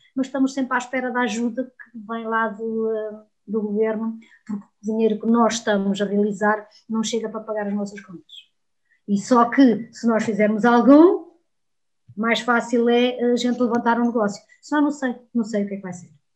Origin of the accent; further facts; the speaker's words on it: Trás-os-Montes, Portugal; sou terra a terra, sou transmontana